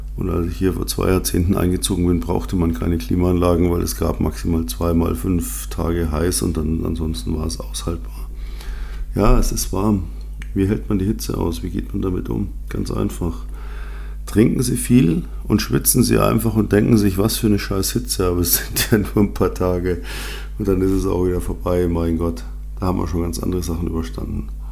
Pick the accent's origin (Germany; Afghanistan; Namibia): Germany; Munich, Bavaria; Ich bin ja in München aufgewachsen